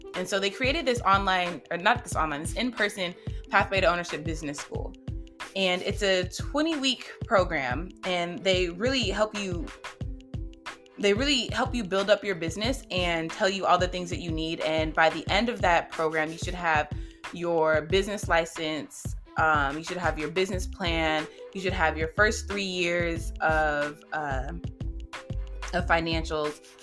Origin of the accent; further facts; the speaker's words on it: Las Vegas, Nevada, United States; now in Georgia, United States; I'm in Georgia, but I'm born and raised in Las Vegas, Nevada